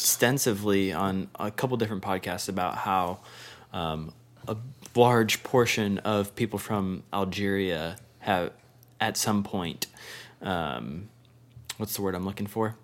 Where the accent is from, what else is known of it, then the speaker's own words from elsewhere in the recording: Bath, New York, United States; we're from Bath, New York, which is a very small blip on the map of the continental United States